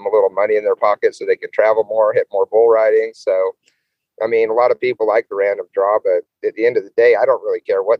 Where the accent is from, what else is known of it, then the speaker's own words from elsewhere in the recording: Brush, Colorado, United States; now in Bennett, United States; Brush was my hometown. That's where I grew up. And now I live in Bennett.